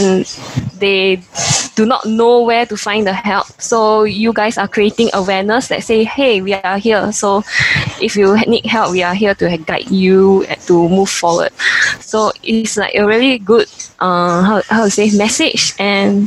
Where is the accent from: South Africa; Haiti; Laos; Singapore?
Singapore; I'm from Singapore